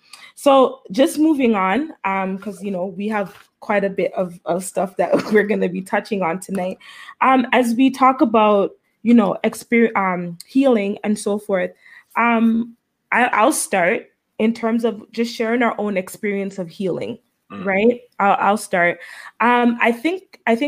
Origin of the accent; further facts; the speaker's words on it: Florida, United States; I grew up in Florida, and I've always I always lived in the hood.